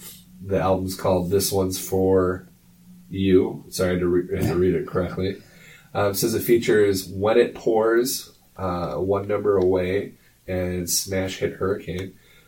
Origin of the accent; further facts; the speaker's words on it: United States; I'm an American.